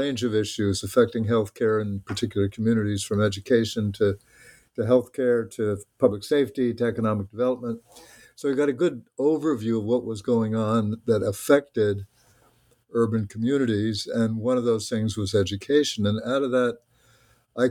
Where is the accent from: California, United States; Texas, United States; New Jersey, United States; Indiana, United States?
New Jersey, United States; moved away; I grew up in a small town in New Jersey